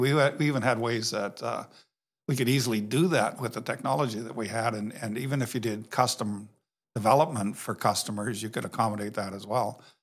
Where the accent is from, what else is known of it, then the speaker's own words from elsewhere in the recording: Canada; moved away; I grew up in Canada